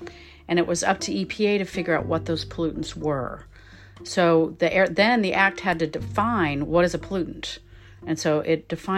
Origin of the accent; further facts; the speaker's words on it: Los Angeles, California, United States; I grew up in Los Angeles, so I was 10 years old in 1970.